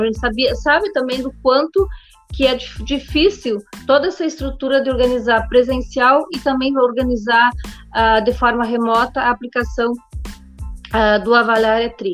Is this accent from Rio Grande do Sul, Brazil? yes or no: yes; Espumoso, Rio Grande do Sul, Brazil; eu me criei no interior, no interior do município, venho lá do município de Espumoso